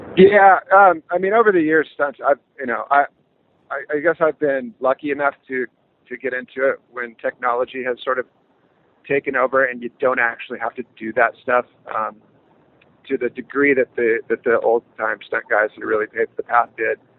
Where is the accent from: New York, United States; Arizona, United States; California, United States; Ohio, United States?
California, United States; born and raised in California